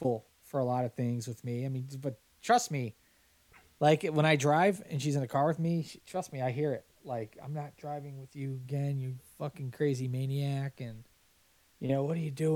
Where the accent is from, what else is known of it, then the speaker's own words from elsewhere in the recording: Hanover Park / Streamwood, Illinois, United States; moved away; I'm a Hanover Parkian or Streamwoodian.